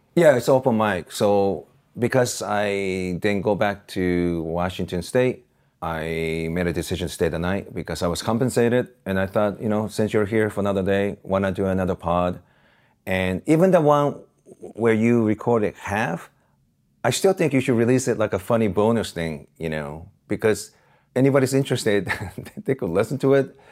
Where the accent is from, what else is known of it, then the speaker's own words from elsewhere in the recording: Osaka, Japan; now in Los Angeles, United States; that's my hometown